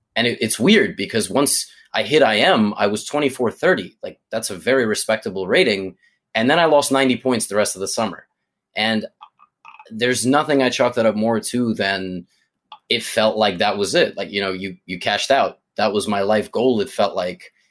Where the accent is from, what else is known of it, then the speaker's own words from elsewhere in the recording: New York City, New York, United States; as a New Yorker